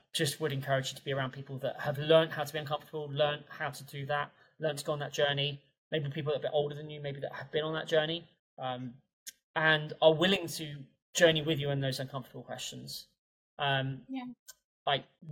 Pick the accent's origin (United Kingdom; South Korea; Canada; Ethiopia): United Kingdom; England; classical English polite person that I am.